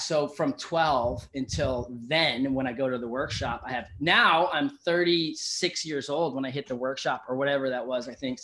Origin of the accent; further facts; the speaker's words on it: Encinitas, California, United States; I grew up in Encinitas, you know that, here in SoCal